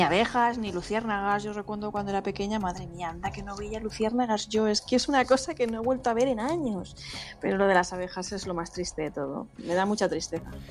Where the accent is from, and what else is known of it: Spain